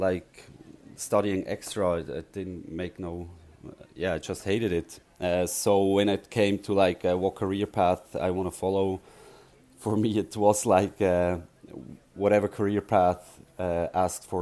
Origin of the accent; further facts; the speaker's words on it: Frenkendorf, Basel-Landschaft, Switzerland; I grew up around Basel, so not far from Basel on the countryside, Frankendorf.